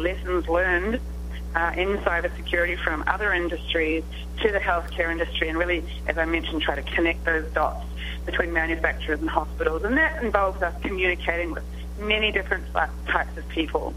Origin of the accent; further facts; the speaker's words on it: New Zealand; moved away; You can probably tell from my accent. I come from a small country called New Zealand. Here I am on the other side of the world